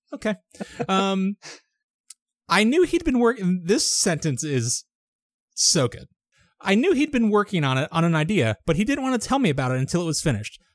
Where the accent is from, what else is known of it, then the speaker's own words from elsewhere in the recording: United States; I'm an American